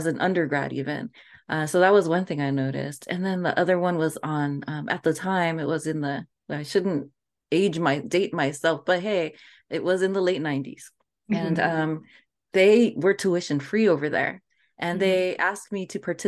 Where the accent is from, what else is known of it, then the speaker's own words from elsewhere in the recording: Los Angeles, California, United States; I grew up in LA. I grew up in Chinatown.